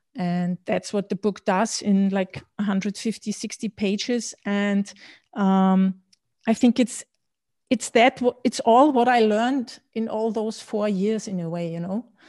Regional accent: Austria; also born or lived in Berlin / London; I was born and raised in Austria

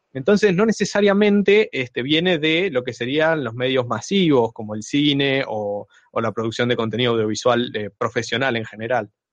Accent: Trelew, Chubut, Argentina; soy de Trelew, provincia de Chubut.

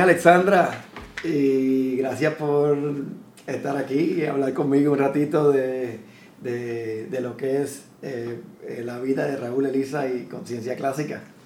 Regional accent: San Juan, Puerto Rico; moved away as an adult; colinas de Fairview, que es donde crecí en, crecí en Fairview, en Coupey

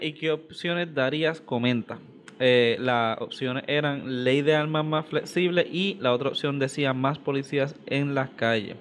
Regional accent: Carolina, Puerto Rico; somos del área de Carolina.

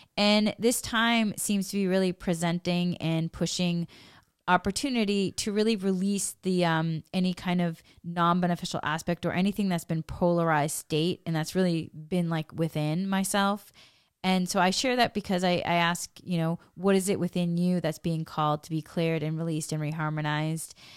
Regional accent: New England, Massachusetts, United States; I come from New England, Massachusetts

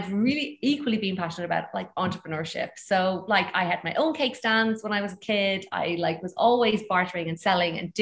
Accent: Ireland; accent: Irish; moved away as an adult; also born or lived in Bali / Greece; you'll hear from my accent, I'm actually originally Irish

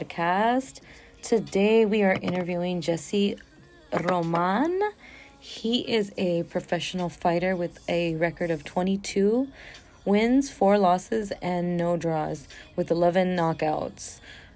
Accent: Coachella Valley, California, United States; I'm from the Coachella Valley

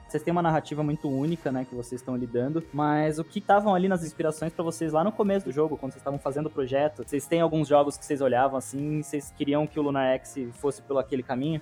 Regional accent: Araraquara, São Paulo, Brazil; eu cresci em Araraquara, né, uma cidade do interior aqui de São Paulo

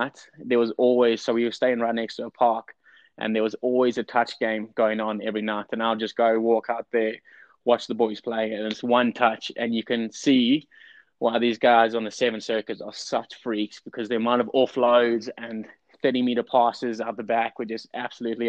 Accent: Durban, KwaZulu-Natal, South Africa; also born or lived in Atlanta, United States; now in Utah, United States; I'm from Durban. Yep. So English boy, Durban, grew up by the beach

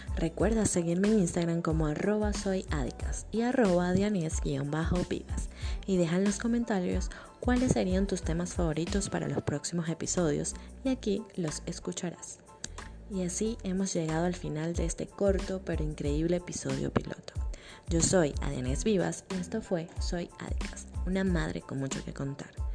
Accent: Venezuela; Soy venezolana

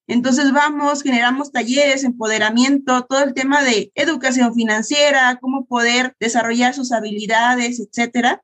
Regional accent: Mexico; somos mexicanos, pero somos unos mexicanos fregones

